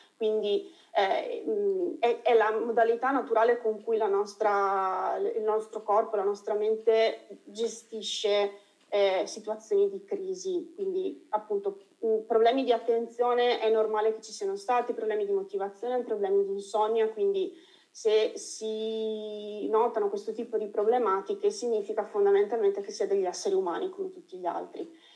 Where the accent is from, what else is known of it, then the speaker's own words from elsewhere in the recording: Veneto, Italy; Io essendo veneta